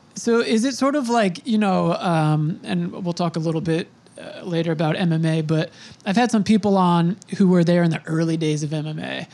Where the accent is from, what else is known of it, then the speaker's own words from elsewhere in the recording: New York, United States; I'm from New York